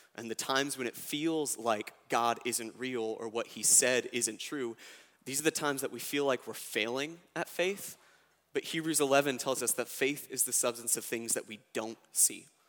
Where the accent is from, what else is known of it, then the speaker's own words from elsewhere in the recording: United States; I was born in America